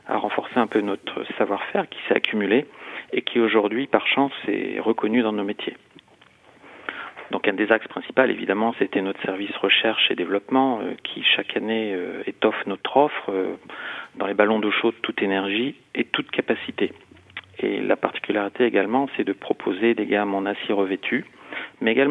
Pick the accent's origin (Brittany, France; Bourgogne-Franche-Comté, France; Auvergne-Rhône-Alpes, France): Bourgogne-Franche-Comté, France; mais nous sommes français, bourguignons, et fiers de l'être.